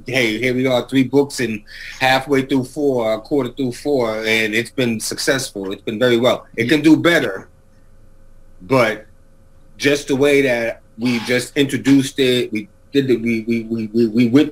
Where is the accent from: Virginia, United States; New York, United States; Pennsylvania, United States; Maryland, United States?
New York, United States; New York City; moved away; I come from Mott Haven section of the Bronx